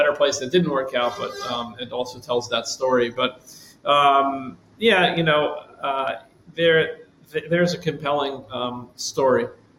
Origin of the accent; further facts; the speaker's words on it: United States; As an American